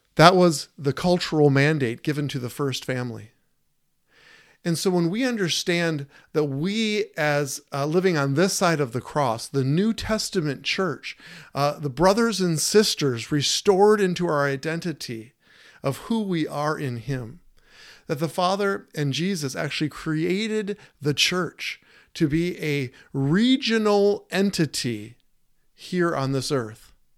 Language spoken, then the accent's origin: English; Prior Lake, Minnesota, United States; now in Staples, United States; she's from my hometown.